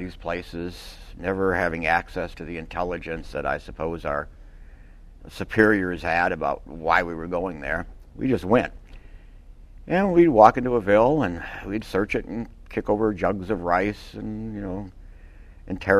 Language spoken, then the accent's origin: English; Minnesota, United States; I grew up in Minnesota, and that was on the Canadian border